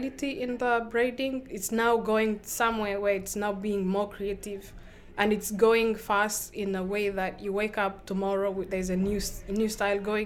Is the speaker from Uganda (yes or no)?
yes; Uganda; moved away as an adult; now in Maine, United States; I'm originally from Uganda.